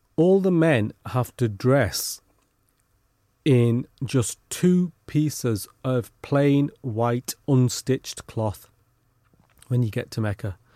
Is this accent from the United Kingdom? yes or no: yes; United Kingdom; not only were we born here, but our parents were born here as well. So we're, you know, as British as the day is long.